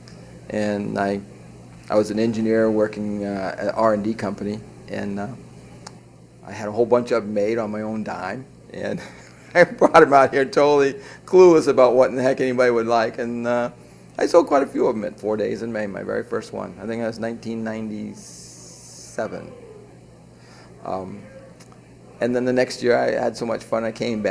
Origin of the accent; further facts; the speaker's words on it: Maine, United States; moved away; I was from Maine, and when I was a kid, sardine cans used to wash up on the beach in front of my house